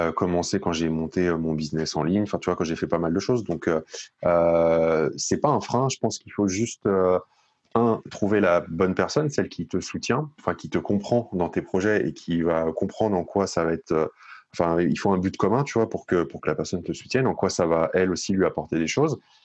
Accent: Paris region, Île-de-France, France; moved away as an adult; now in Bordeaux, France; moi, je suis originaire de la région parisienne. Euh, je suis né, j'ai grandi et vécu euh, jusqu'à mes 30 ans euh, en, un, peu dans, enfin, euh, un peu à Paris et puis beaucoup dans les Hauts-de-Seine

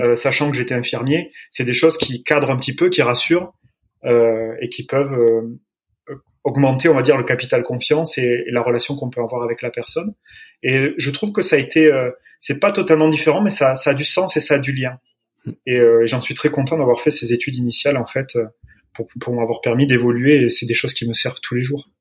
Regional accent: Agen, Nouvelle-Aquitaine, France; je suis originaire du Lot-et-Garonne, d'Agen

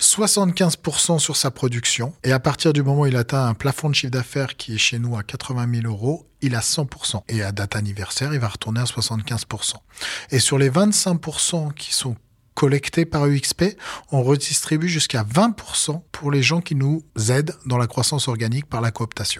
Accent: Savoie, Auvergne-Rhône-Alpes, France; je suis au Savoyard à la base. Donc, euh, donc voilà, euh, homme du terroir et des montagnes.

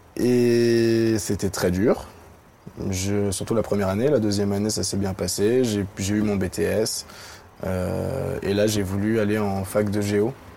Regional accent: Paris, Île-de-France, France; j'ai grandi à Paris. Je suis né en 1994.

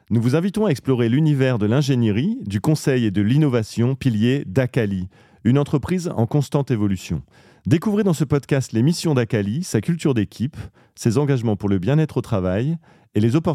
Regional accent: Lille, Hauts-de-France, France; Je suis Lillois.

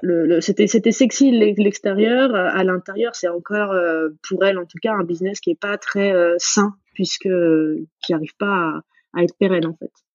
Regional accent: Dijon, Bourgogne-Franche-Comté, France; moved away as an adult; also born or lived in New York; Je viens de Dijon. j'ai assez attaché à ma ville, à ma Bourgogne profonde

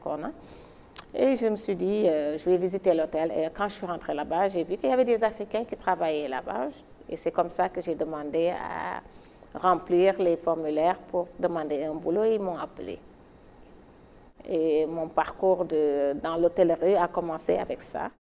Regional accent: Dakar, Senegal; moved away as an adult; also born or lived in New York, United States / Washington, United States; Je suis sénégalaise, je suis née et j'ai grandi à Dakar.

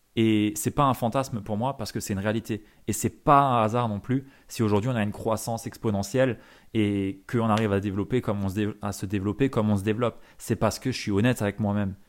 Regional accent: Alsace, Grand Est, France; en tant que bon Alsacien

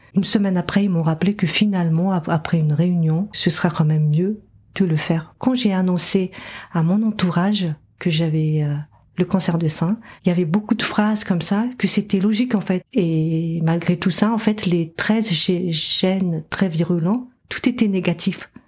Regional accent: Madagascar; moved away; j'ai grandi à Madagascar

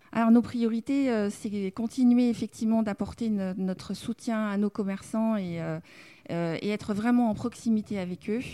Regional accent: Dijon, Bourgogne-Franche-Comté, France; moved away as an adult; now in Arcachon Basin, France; je viens de Dijon, je suis euh, bourguignonne

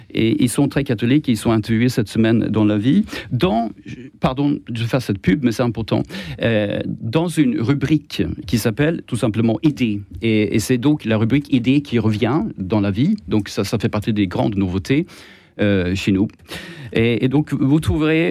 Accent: Sweden; accent: Swedish; French is a second language; moved away; j'ai un accent étrange, c'est parce que je suis suédois

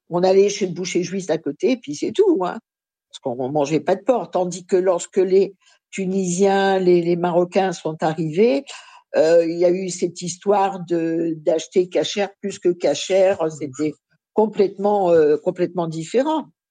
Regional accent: Paris, Île-de-France, France; je suis née à Paris, mais de parents réfugiés polonais

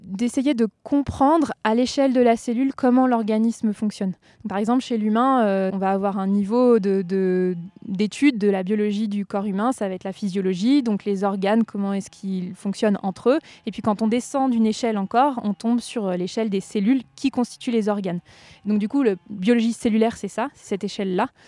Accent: Tarentaise, Vanoise massif, Auvergne-Rhône-Alpes, France; le massif de la Vanoise, plutôt en Tarentaise. C'est là où j'ai grandi. Enfin, j'ai passé une grande partie de mon enfance

